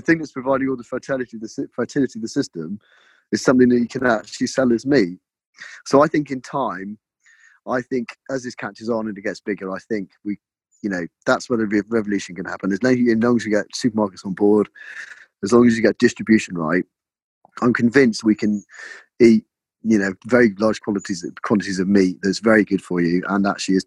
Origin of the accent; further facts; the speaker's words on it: Cornwall, South West England, United Kingdom; moved away as an adult; also born or lived in London; now in Devon, United Kingdom; I was born in Cornwall. I went to London for 12 years